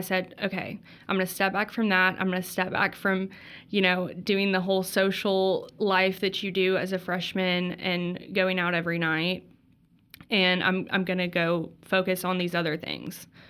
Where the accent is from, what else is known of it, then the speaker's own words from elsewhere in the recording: Texas, United States; moved away as an adult; also born or lived in Mississippi; I'm from Texas